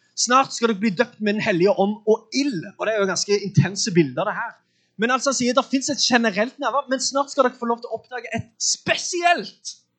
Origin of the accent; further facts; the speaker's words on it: Sandnes, Rogaland, Norway; jeg er fra Sandnes